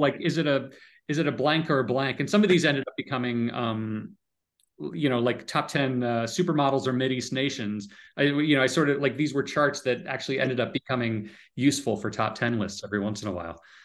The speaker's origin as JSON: {"language": "English", "region": "Connecticut", "country": "United States", "tie": "born or raised there", "also_born_or_lived": "San Francisco", "moved": "as an adult", "said": "I grew up in Connecticut"}